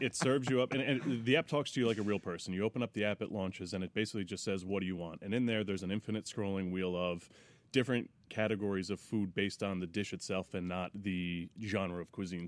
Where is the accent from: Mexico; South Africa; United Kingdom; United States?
United States; Monroe, New York; also born or lived in Teaneck, New Jersey; I grew up in, uh, Monroe, New York